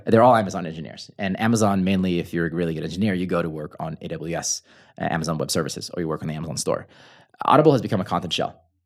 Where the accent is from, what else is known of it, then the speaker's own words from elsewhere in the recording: United States; English is a second language; I'm American, so I use pounds instead of kilograms